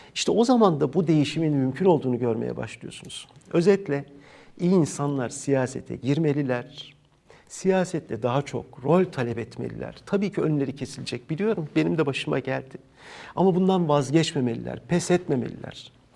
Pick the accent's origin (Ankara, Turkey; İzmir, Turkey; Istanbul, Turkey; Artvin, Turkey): İzmir, Turkey; İzmirliyim ben